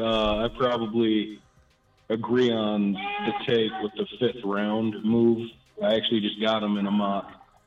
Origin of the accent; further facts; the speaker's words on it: Minnesota, United States; I'm from Minnesota